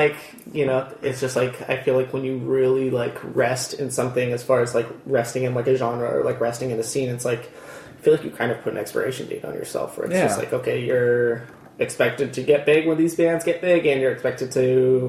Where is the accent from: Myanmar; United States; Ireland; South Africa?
United States; Redlands, California; also born or lived in Torrance, California / Yucaipa, California; born and raised in Redlands, or pretty close to Redlands pretty much for my whole life.